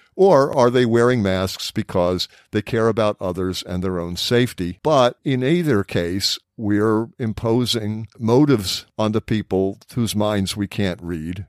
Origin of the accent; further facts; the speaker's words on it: United States; as an American